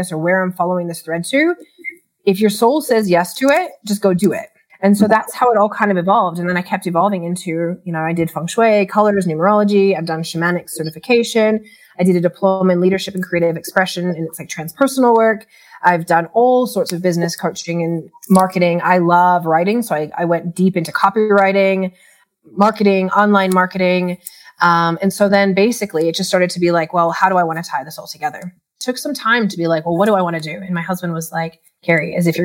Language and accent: English; Chicago, Illinois, United States; moved away as an adult; now in Australia; I'm originally from Chicago. I had moved to Australia for a diploma in remedial massage